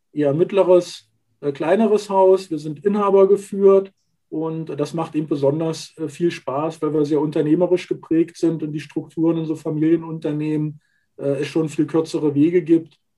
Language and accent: German; Magdeburg, Saxony-Anhalt, Germany; born there; Ich bin gebürtiger Magdeburger, habe dort also meine ersten beruflichen Schritte gemacht